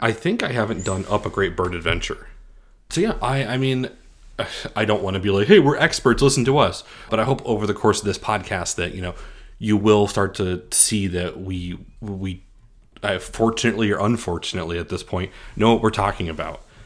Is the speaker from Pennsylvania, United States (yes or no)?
yes; Scranton, Pennsylvania, United States; moved away; I'm originally from Scranton, Pennsylvania